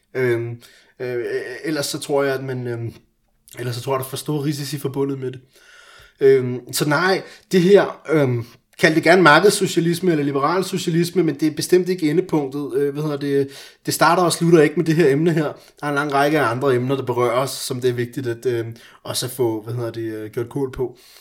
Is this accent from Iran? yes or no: yes; Iran; now in Denmark; jeg er iraner